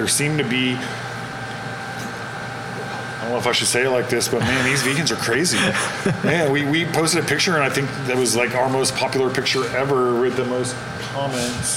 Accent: California, United States; I'm from California

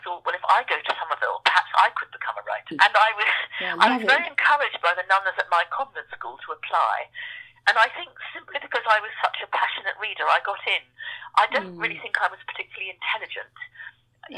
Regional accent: Edgware, London, United Kingdom; also born or lived in Bangkok, Thailand; we grew up on the far edges of Edgware, which was quite a rural suburb, the bit where we lived

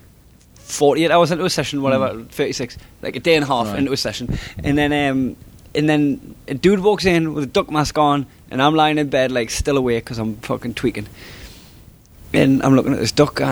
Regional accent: Blyth, North East England, United Kingdom; I'm from Blythe

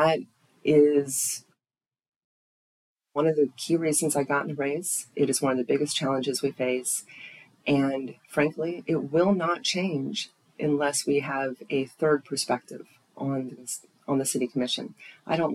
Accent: Tallahassee, Florida, United States; this is my hometown. I love Tallahassee.

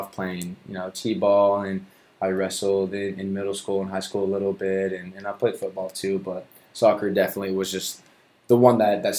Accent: Mustang, Oklahoma, United States; Born and raised in Mustang, yeah.

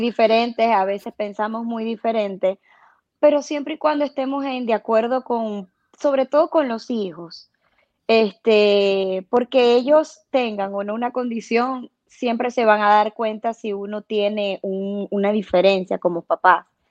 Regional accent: Venezuela; moved away as an adult; nosotros somos inmigrantes, tenemos cuatro años aquí y, mm, bueno, llegamos como todos con... Mm, eh, nosotros somos venezolanos

